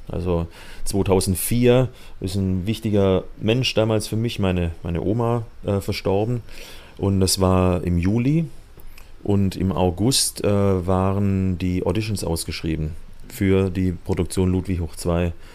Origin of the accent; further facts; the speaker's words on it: Hochdorf, Baden-Württemberg, Germany; also born or lived in Kirchheim unter Teck; Im schönen Schwabenland in der Nähe von Stuttgart. Also in Kirchheim-Deck bin ich geboren und aufgewachsen in Hochdorf